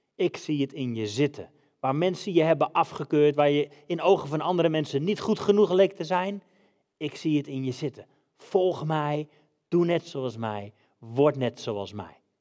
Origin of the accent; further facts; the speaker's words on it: Netherlands; moved away as an adult; also born or lived in England / Denmark; we zijn Hollanders